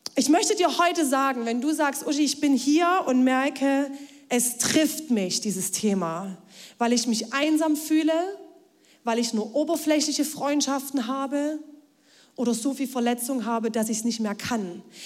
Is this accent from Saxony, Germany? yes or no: yes; Ore Mountains, Saxony, Germany; now in Leipzig, Germany; ins Erzgebirge, in meine Heimat